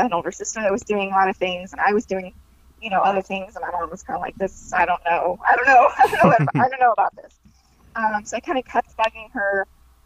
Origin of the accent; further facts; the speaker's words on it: Texas, United States; moved away as an adult; now in Los Angeles, United States; I'm from Texas originally